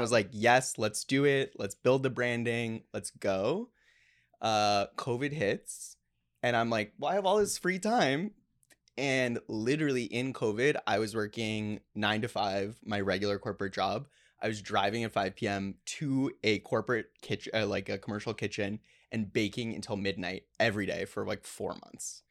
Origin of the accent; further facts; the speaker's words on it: Plano, Texas, United States; I grew up in Plano, Texas, which is the headquarters of Frito Lay